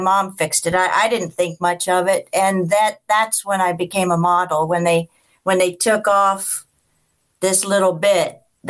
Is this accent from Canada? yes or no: no; Arizona, United States; Yeah, it's Arizona. There's something about the if there's something about the intense heat and then the city of New York, I'm from the Wild West. Arizona doesn't even seem to be a part of the United States.